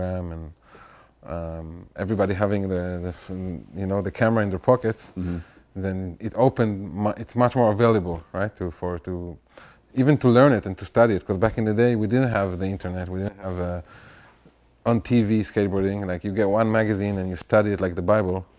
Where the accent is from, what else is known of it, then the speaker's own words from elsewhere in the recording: Tel Aviv, Tel Aviv District, Israel; I grew up around Tel Aviv.